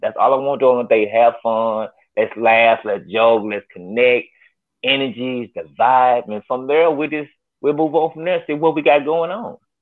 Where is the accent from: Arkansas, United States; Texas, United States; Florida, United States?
Arkansas, United States; North Little Rock; I'm from North Little Rock